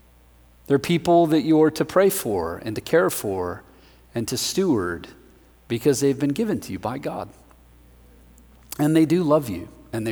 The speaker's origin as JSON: {"language": "English", "town": "Denver", "region": "Colorado", "country": "United States", "said": "I am from Denver, Colorado."}